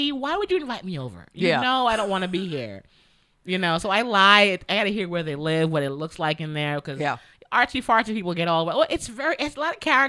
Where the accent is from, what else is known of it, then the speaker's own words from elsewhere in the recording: New York, United States; moved away as an adult; also born or lived in Jamaica; now in California, United States; I'm from New York, and when I would live in New York, I worked in Manhattan until I moved to California.